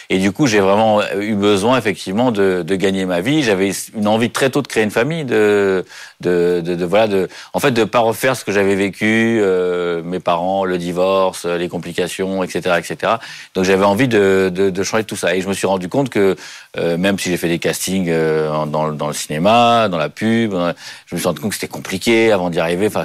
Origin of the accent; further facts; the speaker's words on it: Paris, Île-de-France, France; je suis né à Paris, j'ai jamais bougé de Paris